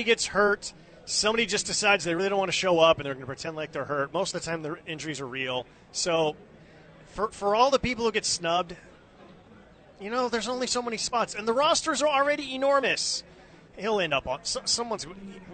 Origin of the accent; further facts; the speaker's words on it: Bay Area, California, United States; when I was growing up in the Bay Area